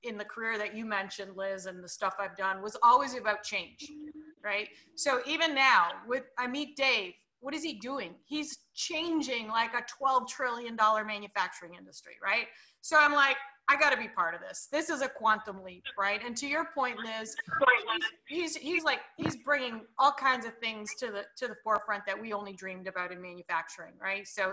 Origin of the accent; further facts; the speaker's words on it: Canada; I'm Canadian too